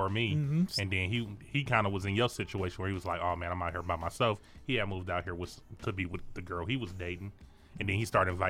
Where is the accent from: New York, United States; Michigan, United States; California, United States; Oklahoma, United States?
Michigan, United States; Detroit; moved away as an adult; now in Arizona, United States; I'm from Detroit.